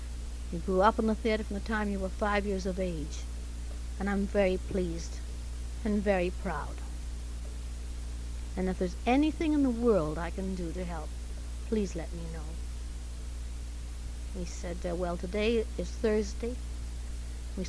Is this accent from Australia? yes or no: no; Canada; accent: Canadian; moved away; I was born in Canada, and at that time had rather a harsh R.